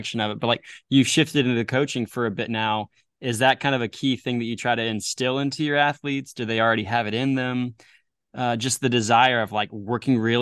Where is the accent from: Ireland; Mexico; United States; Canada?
United States; Southwest Missouri; I grew up in Southwest Missouri